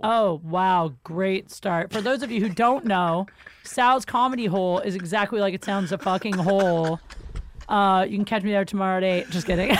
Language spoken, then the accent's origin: English; Canton, Ohio, United States; moved away; I'm from Ohio